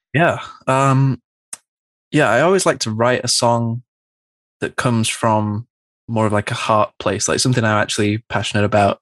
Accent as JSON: {"language": "English", "town": "Manchester", "region": "North West England", "country": "United Kingdom", "tie": "born or raised there", "said": "growing up in Manchester, it's a really big music city"}